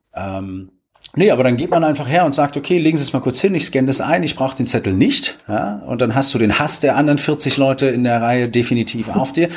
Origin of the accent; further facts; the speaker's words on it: Potsdam, Brandenburg, Germany; moved away; ich komme ja ursprünglich aus Potsdam